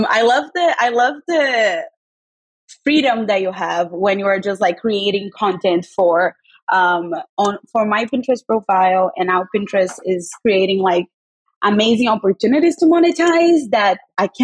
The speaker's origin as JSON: {"language": "English", "region": "Rio de Janeiro", "country": "Brazil", "tie": "born or raised there", "also_born_or_lived": "New York", "moved": "as an adult", "lives_now": "New Jersey, United States", "said": "I was born and raised in Rio, and now I live in America with my husband"}